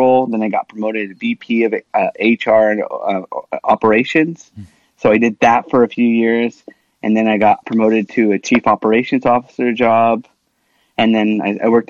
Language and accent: English; Washington, United States; first language Spanish; English is a second language; I grew up in Washington State. My first language I learned was Spanish